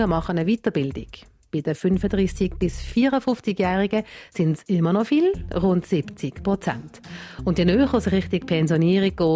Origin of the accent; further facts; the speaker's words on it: Switzerland; bei uns in der Schweiz